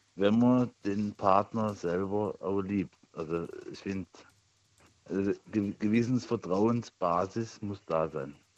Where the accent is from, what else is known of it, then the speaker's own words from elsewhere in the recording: near Freiburg, Baden-Württemberg, Germany; in der Nähe von Freiburg